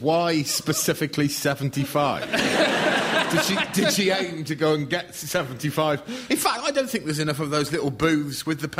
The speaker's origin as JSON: {"language": "English", "area": "Shropshire", "region": "West Midlands", "country": "United Kingdom", "said": "I'm from Shropshire."}